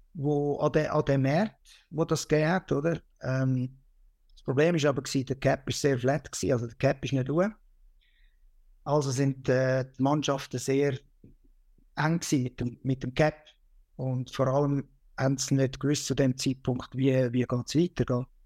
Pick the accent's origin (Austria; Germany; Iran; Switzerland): Switzerland; bei uns in der Schweiz